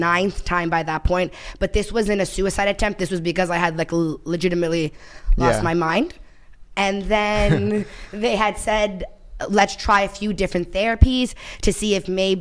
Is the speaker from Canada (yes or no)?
yes; Toronto, Ontario, Canada; I'm from Toronto